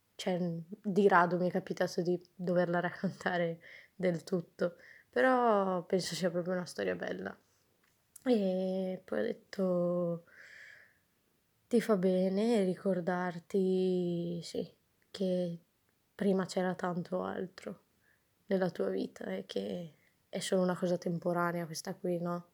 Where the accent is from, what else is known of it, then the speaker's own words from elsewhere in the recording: Pordenone, Friuli-Venezia Giulia, Italy; moved away; also born or lived in Trento; sono di Pordenone, nessuno sa dove sia